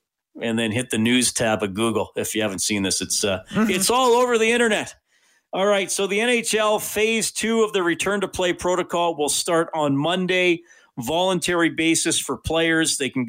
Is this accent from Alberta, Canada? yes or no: yes; Evansburg, Alberta, Canada; moved away; knows that I'm from Evansburg